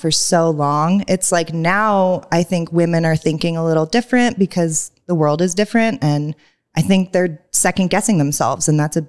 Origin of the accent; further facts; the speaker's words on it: Seattle, Washington, United States; moved away; also born or lived in Salt Lake City; I'm from Seattle.